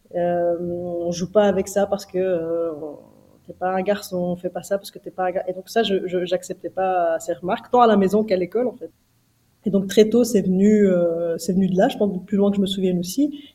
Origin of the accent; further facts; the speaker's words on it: Brussels, Brussels-Capital Region, Belgium; On a grandi donc à Bruxelles